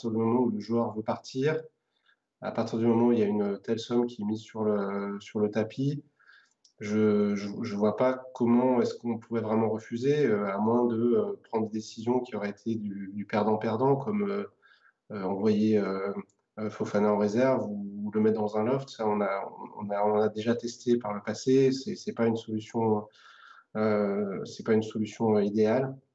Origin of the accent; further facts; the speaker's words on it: Saint-Étienne, Auvergne-Rhône-Alpes, France; moved away; je me rends compte vraiment encore plus depuis que je suis parti de Saint-Etienne il y a quelques années.